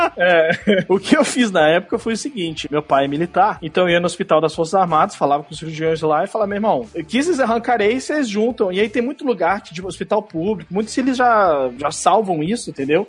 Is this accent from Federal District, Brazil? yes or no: yes; Brasília, Federal District, Brazil; moved away; eu sou de Brasília, a terra do concurso público